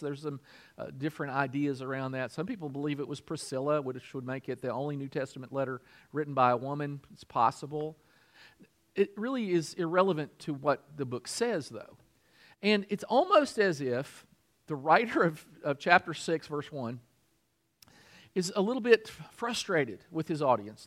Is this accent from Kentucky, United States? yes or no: yes; Kentucky, United States; I'm from Kentucky